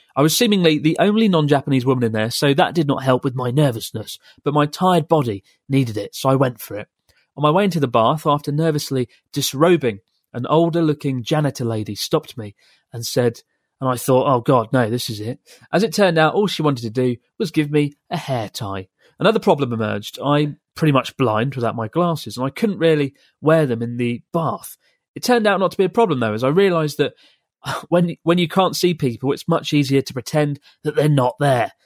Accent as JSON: {"language": "English", "region": "England", "country": "United Kingdom", "said": "from England"}